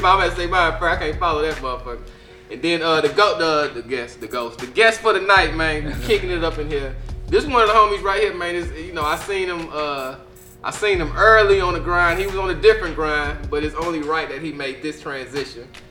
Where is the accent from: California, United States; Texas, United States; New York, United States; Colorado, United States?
Texas, United States; Austin; I'm from Austin